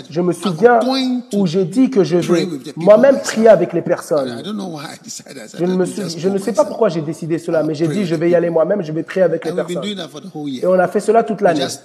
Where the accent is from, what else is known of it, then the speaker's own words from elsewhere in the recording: Ghana; J'ai grandi au Ghana, je n'ai jamais été à l'école à l'étranger